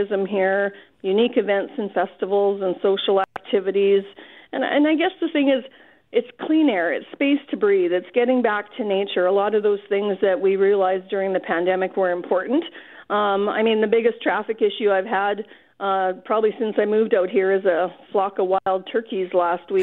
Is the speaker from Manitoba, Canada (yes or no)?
yes; South Junction, Manitoba, Canada; moved away as an adult; also born or lived in Winnipeg / Calgary; I am originally from this part of Manitoba. So I grew up in South Junction, Manitoba, small town.